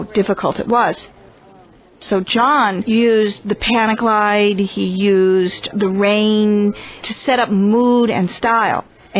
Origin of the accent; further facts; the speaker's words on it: Haddonfield, New Jersey, United States; moved away; I'm from Haddonfield, New Jersey, and graduated from Haddonfield High School.